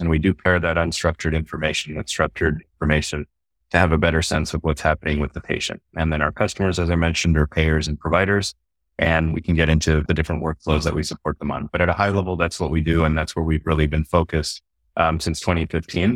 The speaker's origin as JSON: {"language": "English", "region": "Texas", "country": "United States", "tie": "born or raised there", "also_born_or_lived": "Houston, Texas / Austin, Texas", "said": "I grew up in Texas in a small town originally, and then family moved to uh, Houston later on"}